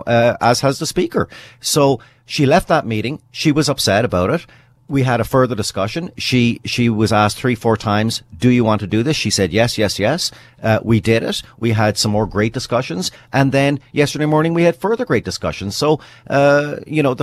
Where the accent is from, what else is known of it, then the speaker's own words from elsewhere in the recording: British Columbia, Canada; me personally, as a British Columbian